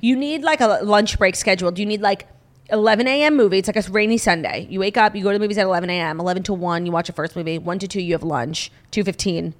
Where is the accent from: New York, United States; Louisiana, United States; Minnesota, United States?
New York, United States; I'm a New Yorker